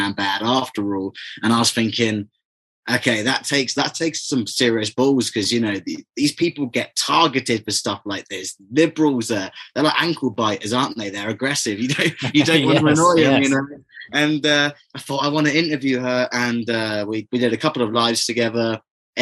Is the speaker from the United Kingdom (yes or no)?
yes; England, United Kingdom; I'm from England.